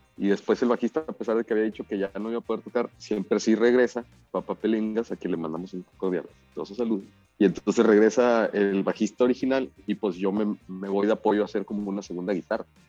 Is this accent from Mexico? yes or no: yes; Ciudad Juárez, Chihuahua, Mexico; also born or lived in Monterrey; Yo soy de Ciudad Juárez